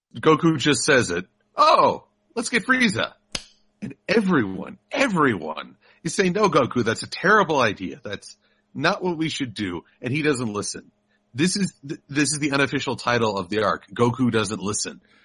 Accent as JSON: {"language": "English", "country": "United States", "said": "I'm an American"}